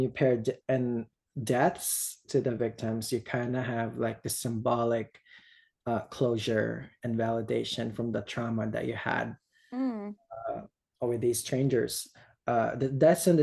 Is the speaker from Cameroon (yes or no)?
no; Philippines; English is a second language; moved away as an adult; now in United States; I grew up in the Philippines.